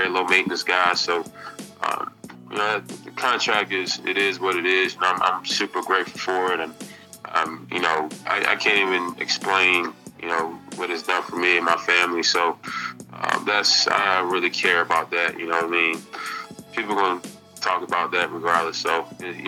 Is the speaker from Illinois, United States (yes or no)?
no; Kelford, North Carolina, United States; growing up in Kelford, going to a mid-major school, going to a high school that no one ever heard